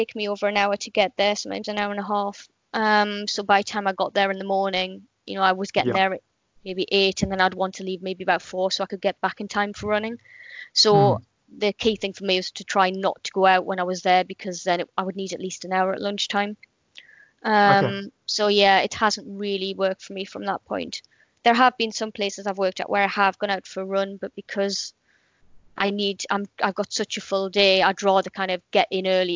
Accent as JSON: {"language": "English", "town": "Gateshead", "region": "North East England", "country": "United Kingdom", "tie": "born or raised there", "moved": "as an adult", "lives_now": "Portsmouth, United Kingdom", "said": "I was born in Gateshead, which is in the northeast of England"}